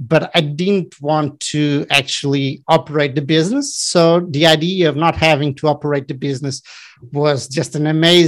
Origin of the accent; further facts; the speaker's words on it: Portugal; also born or lived in Barcelona, Spain / Madrid, Spain / São Paulo, Brazil; I'm from Portugal. I live in Lisbon currently.